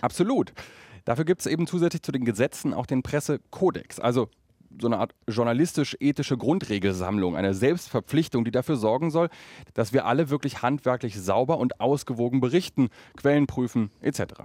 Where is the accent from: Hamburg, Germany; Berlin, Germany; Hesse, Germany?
Berlin, Germany; als Berliner